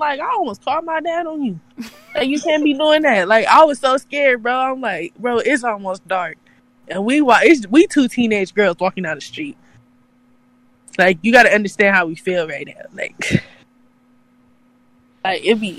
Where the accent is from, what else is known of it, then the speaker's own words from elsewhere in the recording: California, United States; I like being from Cali because I'm from California